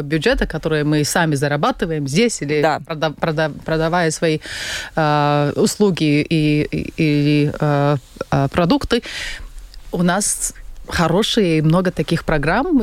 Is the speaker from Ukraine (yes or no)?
no; Latvia; я родилась в очень богатой, в очень стабильной, в очень хорошей угу. стране